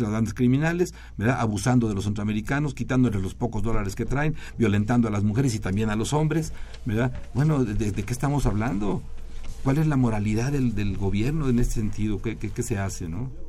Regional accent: Mexico; usamos los mexicanos

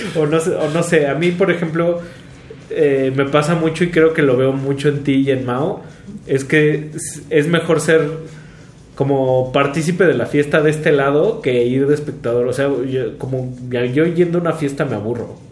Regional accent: Mexico

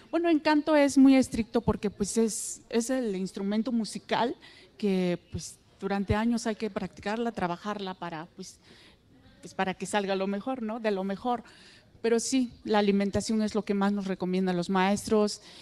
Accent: San Miguel el Grande, Oaxaca, Mexico; first language Mixtec; Spanish is a second language; Villa Guadalupe Victoria, San Miguel el Grande, Tlajiaco, el estado de Oaxaca. Ah, Sí, es una comunidad muy aislada y es hace muchísimo frío

